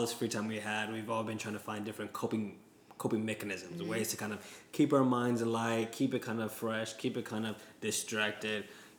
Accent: West Coast, United States; Yeah, you know, growing up in the West Coast, you know

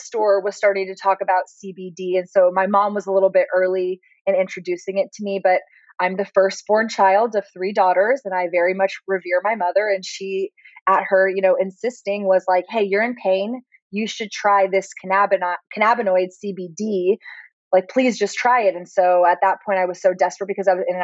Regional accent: Austin, Texas, United States; growing up in Austin, we are a little bit more of a hippie city

